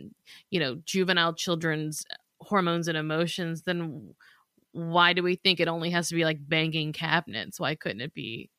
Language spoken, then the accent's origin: English; the South, United States; We're from the South.